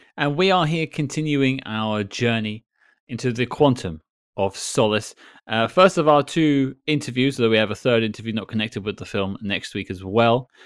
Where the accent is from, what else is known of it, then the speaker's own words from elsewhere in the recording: United Kingdom; I'm British